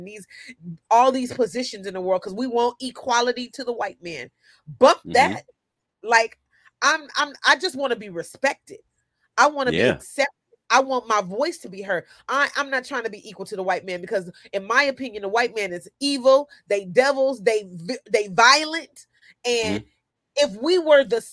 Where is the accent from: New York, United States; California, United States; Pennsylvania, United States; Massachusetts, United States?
California, United States; Sacramento; also born or lived in Oakland, California; I grew up in South Sacramento